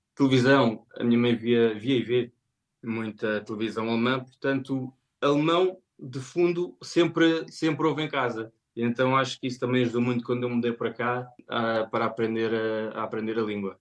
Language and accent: Portuguese; Portugal; moved away as an adult; now in Germany; Como cresci em Portugal